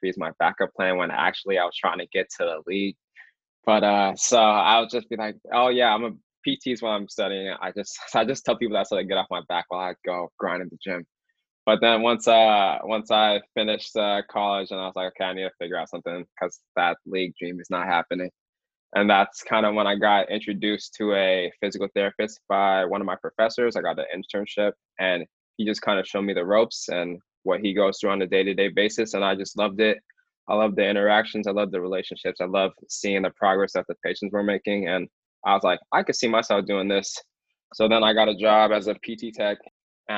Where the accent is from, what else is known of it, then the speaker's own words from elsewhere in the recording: Alaska, United States; moved away as an adult; now in Boston, United States; just being from Alaska and living there my whole life